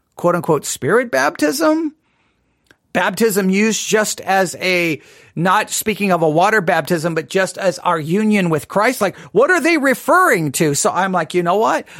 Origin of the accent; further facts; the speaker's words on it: West Texas, United States; moved away; also born or lived in Nebraska; growing up in West Texas